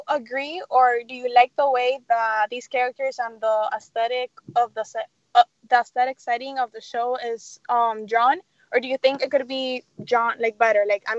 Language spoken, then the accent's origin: English; Miami, Florida, United States; Hey, welcome back. … from Miami, and you're listening to Kids First Coming Attractions.